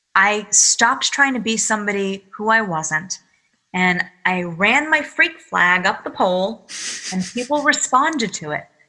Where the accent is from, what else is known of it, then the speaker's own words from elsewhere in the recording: Massachusetts, United States; now in New York, United States; I call myself a masshole because I'm from Massachusetts